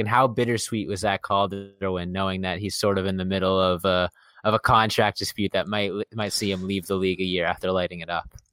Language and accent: English; Massachusetts, United States; I'm from the Massachusetts area